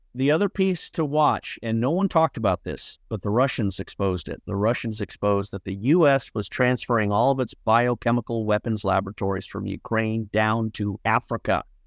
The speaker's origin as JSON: {"language": "English", "region": "Scotland", "country": "United Kingdom", "tie": "born or raised there", "said": "When I was born in Scotland with Scottish family"}